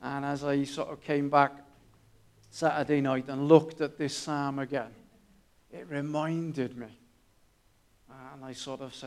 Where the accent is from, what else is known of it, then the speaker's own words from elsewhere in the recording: Newport, Wales, United Kingdom; moved away; I grew up in Newport